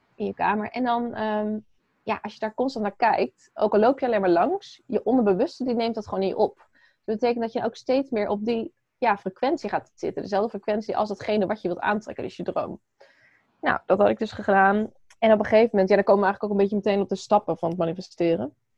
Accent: Apeldoorn, Gelderland, Netherlands; ik ben geboren in Apeldoorn.

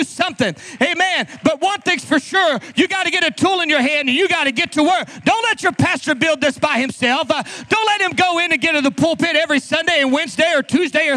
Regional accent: Oklahoma, United States; We're from Oklahoma, so sometimes people just fight.

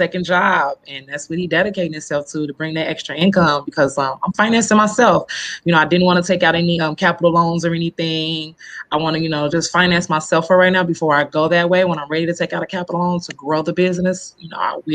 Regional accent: Chicago, Illinois, United States; now in Rockford, United States; I was born and raised in Chicago. I've moved out of Chicago about 8 years ago

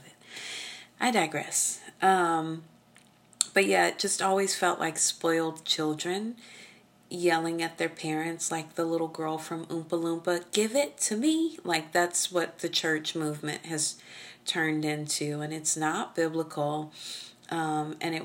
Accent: Oklahoma, United States; I'm from Oklahoma. We spank our children.

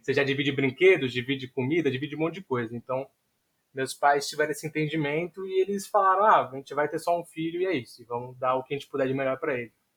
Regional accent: São Vicente, São Paulo, Brazil; also born or lived in Santos / Juiz de Fora; eu nasci em Santos, mas moro em São Vicente a minha vida toda

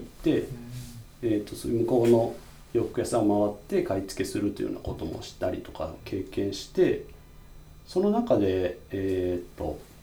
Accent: Kagawa, Japan; moved away as an adult; also born or lived in Osaka; 香川県生まれで、ずっと大学、高校卒業までは香川の、まあ、高校に行って

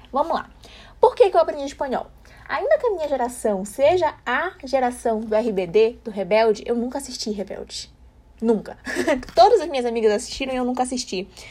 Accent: Brazil; nós somos do Brasil.

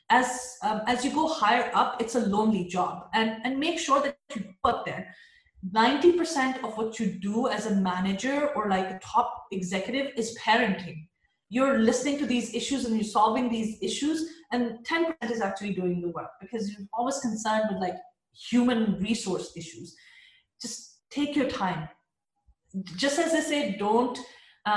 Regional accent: Pakistan; a Pakistani woman

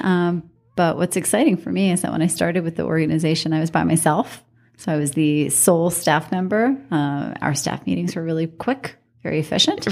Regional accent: New York City, New York, United States; moved away as an adult; also born or lived in Washington, D.C. / Reno, Nevada; now in Las Vegas, United States; I grew up in New York City, and I did not have a lot of money in New York City

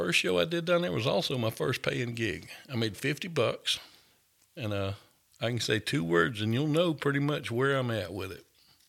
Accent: Augusta, Georgia, United States; I'm from Augusta or right outside of Augusta.

